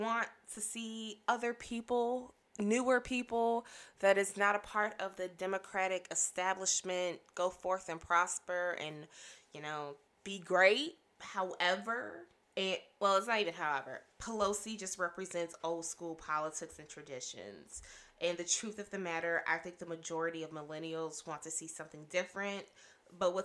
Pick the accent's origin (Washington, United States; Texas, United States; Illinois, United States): Illinois, United States; Chicago; being born and raised in the Chicagoland area